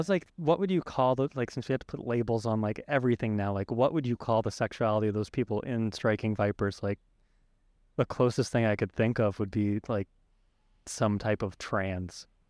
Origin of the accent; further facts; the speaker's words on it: United States; I was born in America